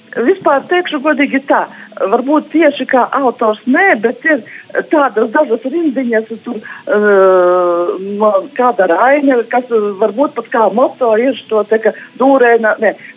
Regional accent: Latgale, Latvia; esmu no Latgales.

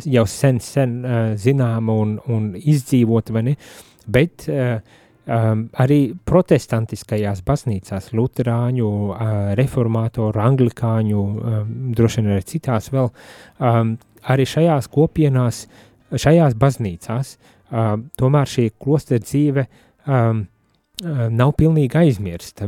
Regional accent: Latvia; Es no Latvijas

